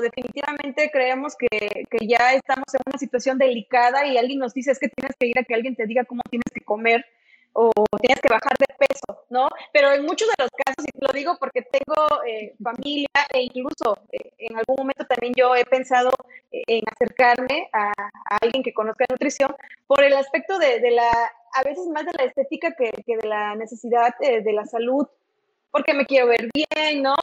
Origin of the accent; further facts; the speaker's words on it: Mexico; nuestra cultura como, como país, como mexicano